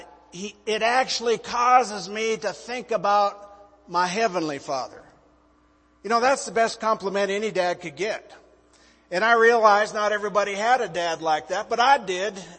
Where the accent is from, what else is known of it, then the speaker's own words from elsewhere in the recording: Montana, United States; moved away as an adult; also born or lived in North Myrtle Beach, South Carolina; Liz and I were both born and raised in Montana, big sky country